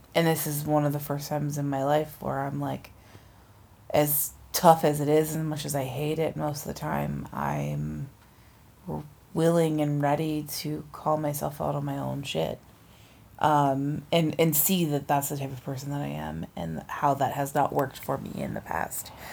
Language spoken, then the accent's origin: English; East Coast, United States; now in West Coast, United States; we're both not from the West Coast, how we maintain our relationships with people back home. Yeah. You know, back east